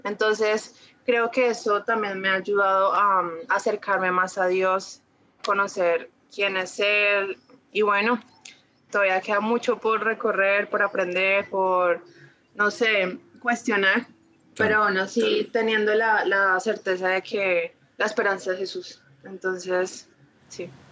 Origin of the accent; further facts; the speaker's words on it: Ibagué, Tolima, Colombia; Nací en Ibagué, bueno, soy de Ibagué